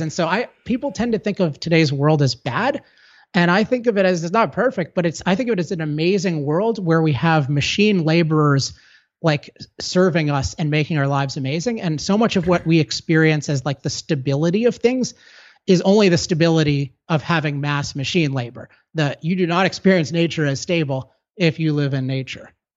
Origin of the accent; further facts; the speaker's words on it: California, United States; I'm from California